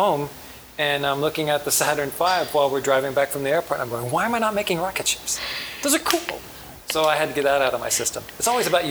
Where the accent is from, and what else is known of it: Huntsville, Alabama, United States; born or raised there; moved away; also born or lived in Norfolk, Virginia